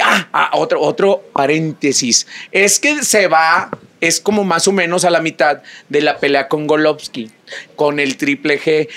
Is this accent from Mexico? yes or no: yes; Chihuahua, Mexico; moved away; me toca ir a mi tierra, Chihuahua